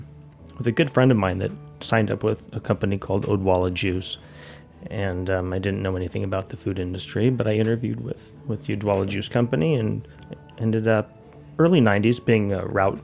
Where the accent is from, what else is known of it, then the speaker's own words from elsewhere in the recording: Half Moon Bay, California, United States; moved away; I grew up in Half Moon Bay